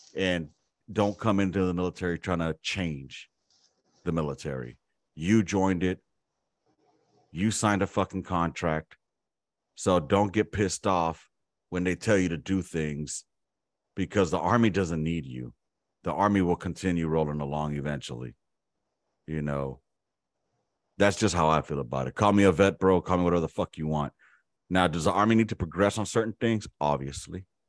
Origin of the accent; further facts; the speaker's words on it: Los Angeles, California, United States; we lived in South Central Los Angeles, one of the fucking worst areas that you could grow up